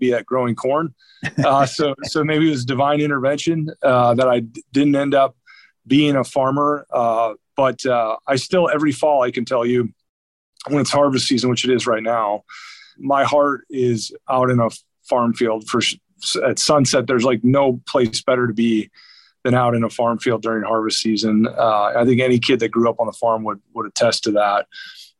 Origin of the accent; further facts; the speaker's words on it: Lisbon, North Dakota, United States; now in Fishers, United States; I actually grew up about as remote as they come. Grew up outside of a little town called Lisbon, North Dakota.